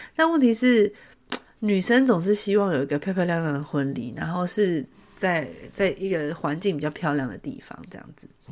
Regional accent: Taipei, Taiwan; 我从小在台北长大

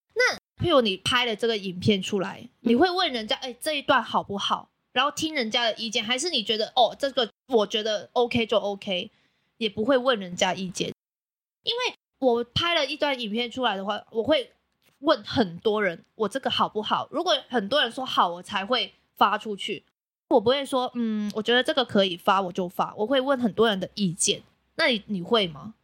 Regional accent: Macau; now in Taiwan; 我是来自澳门的

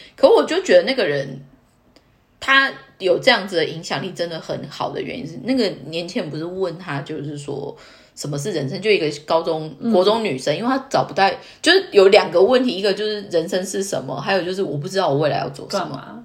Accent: Taiwan; now in Tokyo, Japan; 我身为台湾人

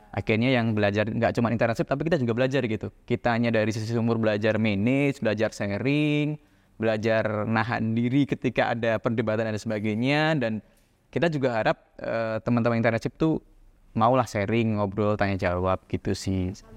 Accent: Ambarawa, Central Java, Indonesia; dulu aku lahir tuh di Ambarawa Semarang kan. Nah dari kecil tuh aku tuh siap sore sama pagi tuh terbiasa harus nimba air nih di sumur

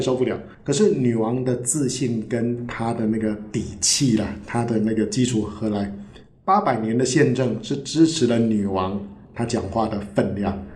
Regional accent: Taiwan; 对我们台湾人来讲，我们没有王室的传统

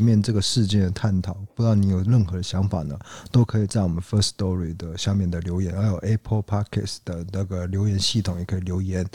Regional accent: Taiwan; 因为我们台湾人比较不会有这种

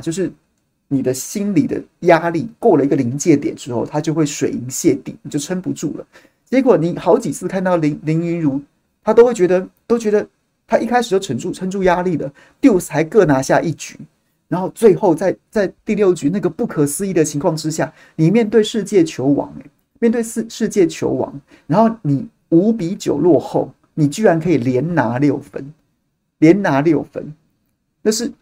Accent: Taiwan; 我们同样身为台湾人

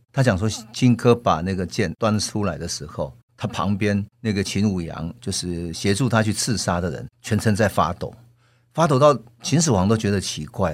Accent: Taiwan; 如果我们是作为台湾人，我们看待我们的祖先怎么去反抗日本人

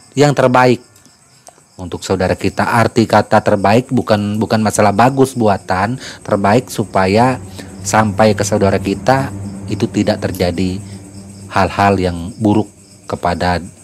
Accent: West Kutai Regency, East Kalimantan, Indonesia; kampung saya di daerah Kabupaten Kutai Barat, Kalimantan Timur, tepatnya di Desa Lempuna.

